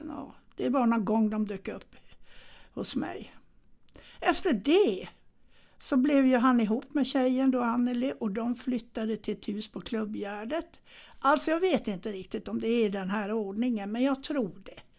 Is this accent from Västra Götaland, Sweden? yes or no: yes; Gothenburg, Västra Götaland, Sweden; jag föddes ju i Götet då, bodde i Majorna med mina föräldrar.